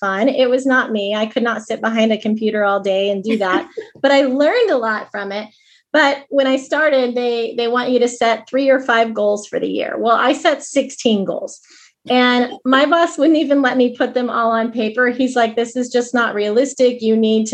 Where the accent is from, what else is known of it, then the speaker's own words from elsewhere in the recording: Kansas City, Missouri, United States; moved away as an adult; also born or lived in Des Moines; I grew up in Kansas City. I thought I'd always live in Kansas City